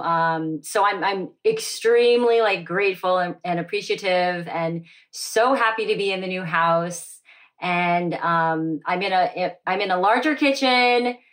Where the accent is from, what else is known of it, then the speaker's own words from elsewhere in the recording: Dallas, Texas, United States; was born and raised in Dallas, Texas